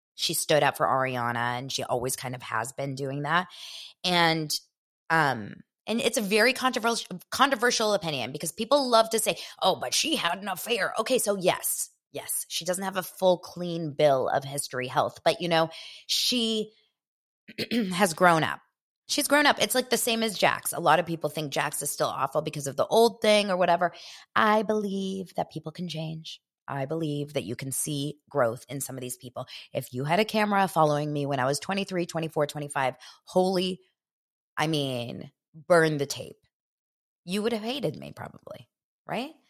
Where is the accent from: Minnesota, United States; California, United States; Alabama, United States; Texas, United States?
California, United States; Los Angeles; I was born here in Los Angeles, but I'm from an Israeli family